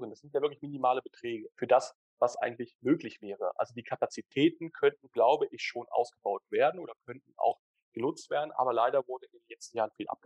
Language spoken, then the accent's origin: German; Switzerland; dass wir als Schweizer da auch Vorreiter sind in der Schweiz